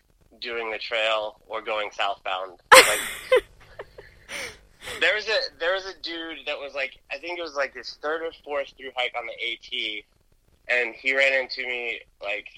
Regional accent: Atlanta, Georgia, United States; also born or lived in Jersey City, New Jersey; I grew up in Atlanta.

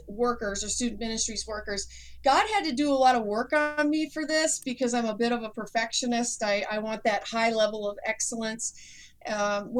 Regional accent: Wisconsin, United States; I'm from Wisconsin. We have snow everywhere today

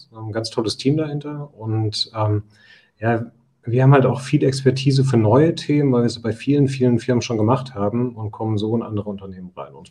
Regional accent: Osnabrück, Lower Saxony, Germany; also born or lived in Nuremberg; Ich bin Osnabrücker, also geboren

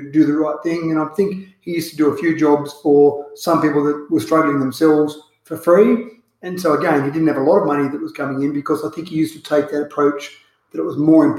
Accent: Dubbo, New South Wales, Australia; I was born here in Dubbo, Dubbo Base Hospital

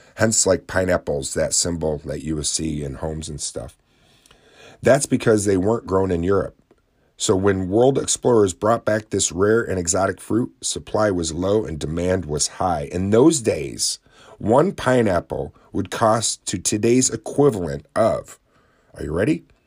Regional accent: Oswego County, New York, United States; my own hometown

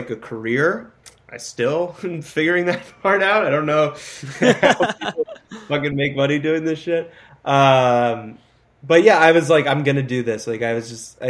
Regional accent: Syosset, New York, United States; moved away as an adult; also born or lived in Los Angeles; I'm from Long Island, which is, like, a suburb of New York. It's, like, it's where, like, the Hamptons are. But Long Island's massive. It's way bigger than New York City. New York City is, like, tiny. And I grew up in a town called Syosset

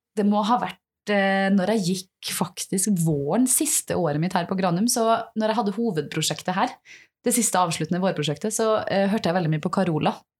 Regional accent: Selbu, Trøndelag, Norway; jeg vokste opp et sted i Trøndelag som heter Selbu

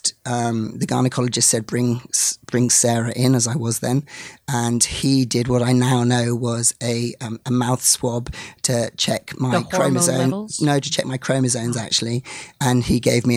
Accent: England, United Kingdom; I'm from England, as you can probably hear, although I'm half Scottish as well

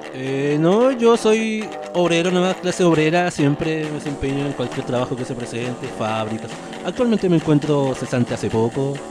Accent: Caulín, Chiloé, Los Lagos, Chile; moved away as an adult; also born or lived in Ancud; now in Puerto Montt, Chile; Yo soy orgullosamente de Chiloé, de Caulín, sector rural.

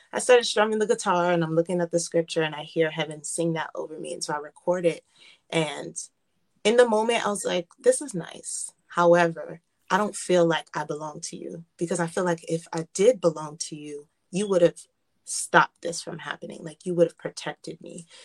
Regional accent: United States; I was born and raised in America, um, I feel like I was born and raised in Haiti.

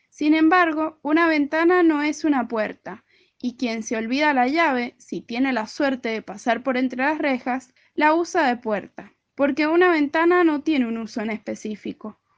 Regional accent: San Martín, Mendoza, Argentina; soy de San Martín Mendoza.

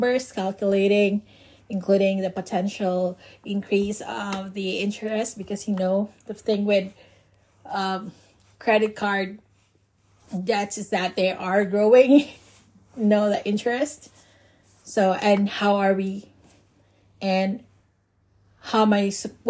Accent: Philippines; moved away as an adult; also born or lived in Cebu / Bohol; I was still in my home country, the Philippines

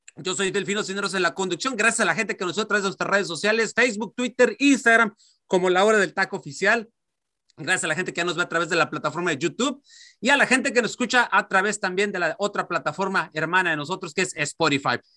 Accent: Mexicali, Baja California, Mexico; mi ciudad natal, Mexicali

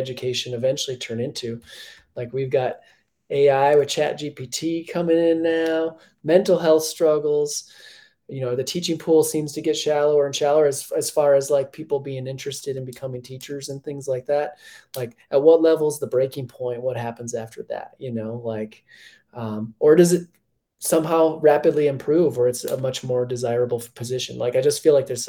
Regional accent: Minnesota, United States; now in Colorado, United States; as a Minnesotan

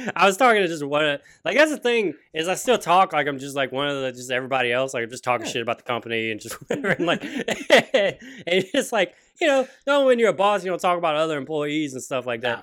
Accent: Louisiana, United States; growing up in Louisiana

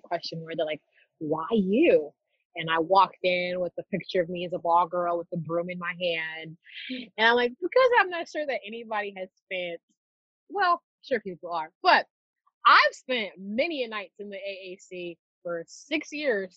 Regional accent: Nairobi, Kenya; moved away; My earliest memories of growing up in Nairobi, Kenya

